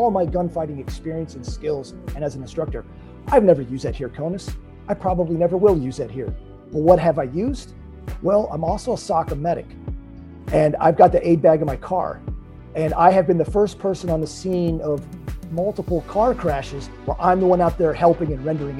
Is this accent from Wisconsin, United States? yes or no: no; Lancaster County, Southern Pennsylvania, United States; I grew up in Southern Pennsylvania in Lancaster County